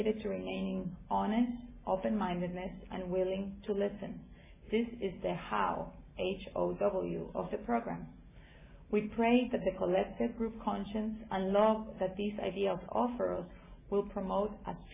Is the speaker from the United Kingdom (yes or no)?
no; Guatemala; moved away; I'm from originally from Guatemala